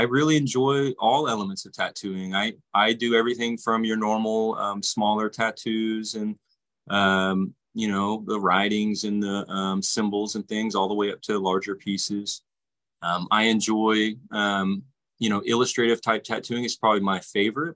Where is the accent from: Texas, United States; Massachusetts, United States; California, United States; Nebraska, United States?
Texas, United States; Fort Worth; also born or lived in Florida; I tattoo here in Fort Worth, Texas